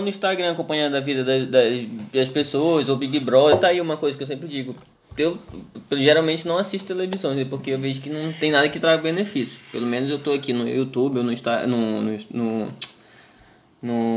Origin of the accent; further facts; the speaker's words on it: Santarém, Pará, Brazil; a gente é paraense, mas é, a gente é de Santarém